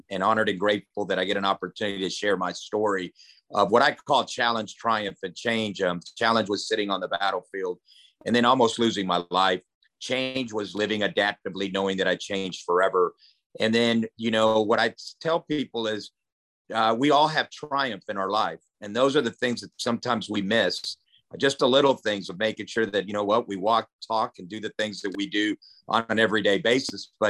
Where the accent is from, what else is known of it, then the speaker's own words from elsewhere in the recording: Germany; now in Lawton, United States; I was a transplant down in Lawton, Oklahoma, where I came from Germany.